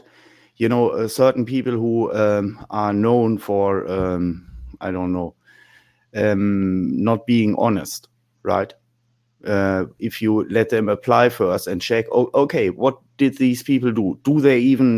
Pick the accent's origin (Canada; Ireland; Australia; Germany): Germany; I'm from Germany